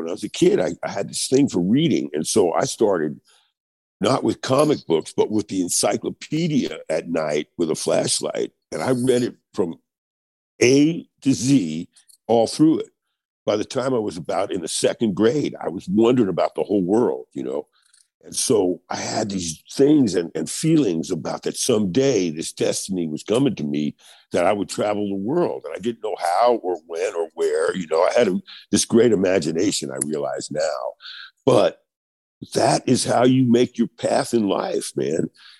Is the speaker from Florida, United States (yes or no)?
no; New York City, New York, United States; Raised in Queens, yes.